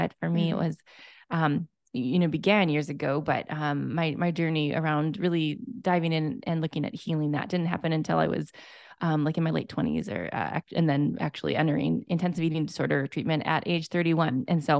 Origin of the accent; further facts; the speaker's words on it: Minnesota, United States; So we were just talking about how we're fellow Midwesterners. Mm-hmm. I am from Minnesota.